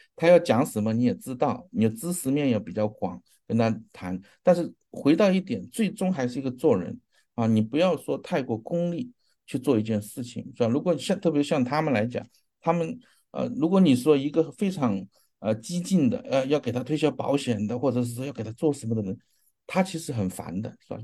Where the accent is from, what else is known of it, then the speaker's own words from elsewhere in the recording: China; 我们中国人